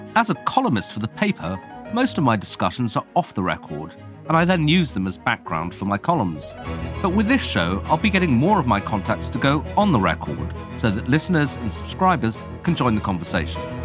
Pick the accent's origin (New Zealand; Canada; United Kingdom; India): United Kingdom; as a Brit who goes to America quite a lot